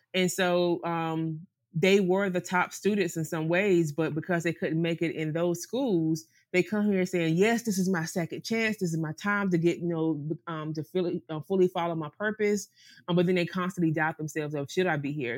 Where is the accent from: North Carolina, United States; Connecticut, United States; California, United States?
North Carolina, United States; moved away as an adult; also born or lived in Greenville, North Carolina; now in Sint Maarten; we're from the South